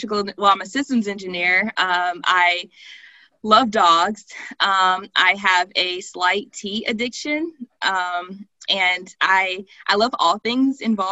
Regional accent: Mobile, Alabama, United States; moved away as an adult; now in Palo Alto, United States; I was actually born and raised in Mobile, Alabama.

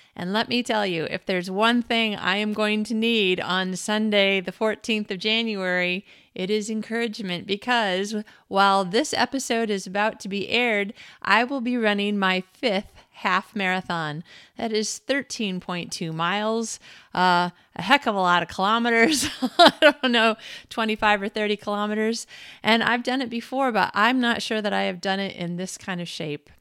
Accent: United States; I am an American woman in the twenty-first century

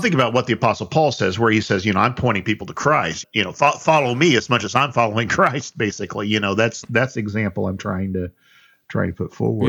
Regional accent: South Central Indiana, United States; I'm from South Central Indiana

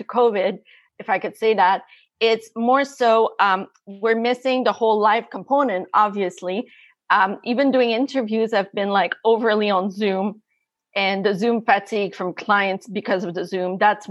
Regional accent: Canada; also born or lived in Montreal; I'm from Canada. I'm currently in Montreal.

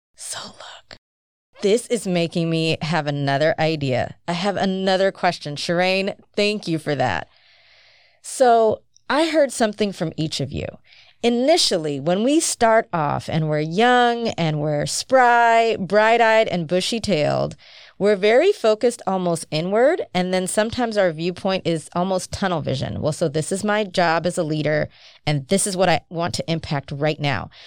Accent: United States; growing up in the United States

